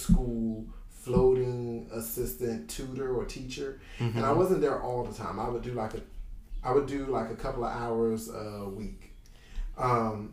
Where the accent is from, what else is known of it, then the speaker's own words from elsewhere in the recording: Enfield, North Carolina, United States; moved away as an adult; now in Philadelphia, United States; I am originally from North Carolina.